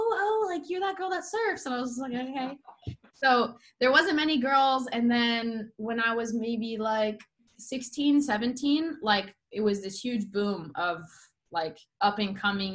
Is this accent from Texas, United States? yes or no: no; Solana Beach, California, United States; I am from San Diego, California grew up in a mm. small town here called Solana Beach